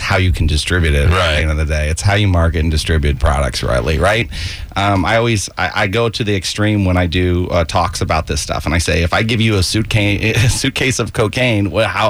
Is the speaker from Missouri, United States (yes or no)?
yes; Ferguson, Missouri, United States; moved away; I'm from St. Louis. I'm from Ferguson, believe it or not.